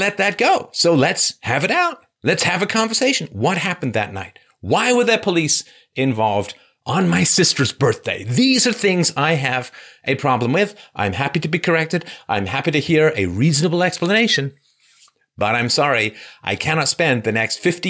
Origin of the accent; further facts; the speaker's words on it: England, United Kingdom; I grew up in England